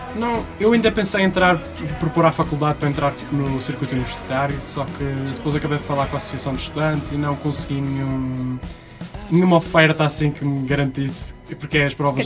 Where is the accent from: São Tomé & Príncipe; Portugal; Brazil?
Portugal; Madeira; moved away as an adult; now in Porto, Portugal; sou da Madeira. Comecei quando tinha 11 anos lá numa praia, na, na Madeira.